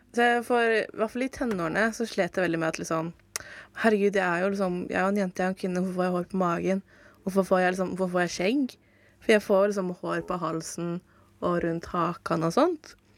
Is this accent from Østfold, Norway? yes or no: yes; Fredrikstad area, Østfold, Norway; now in Oslo, Norway; jeg som også er fra Fredrikstad-området